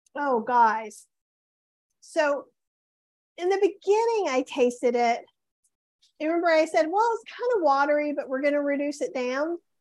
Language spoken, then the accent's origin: English; the South, United States; I grew up in the South where most meats were smoked